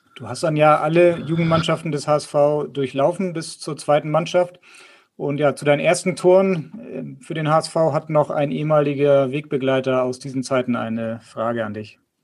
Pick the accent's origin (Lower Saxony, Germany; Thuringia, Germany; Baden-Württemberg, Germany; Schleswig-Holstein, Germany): Schleswig-Holstein, Germany; Bad Oldesloe; da ich ja auch gebürtiger Bad Oldesloer bin und beim VfL gespielt habe